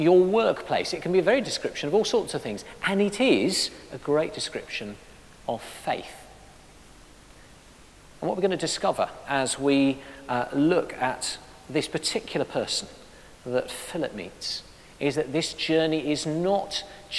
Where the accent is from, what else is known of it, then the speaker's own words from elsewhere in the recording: Addis Ababa, Ethiopia; I was born in Addis Ababa